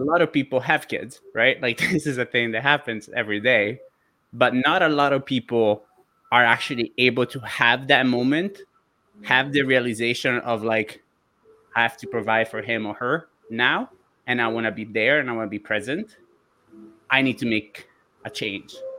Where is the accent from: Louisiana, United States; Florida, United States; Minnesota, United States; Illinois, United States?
Florida, United States; you can tell I'm from Florida.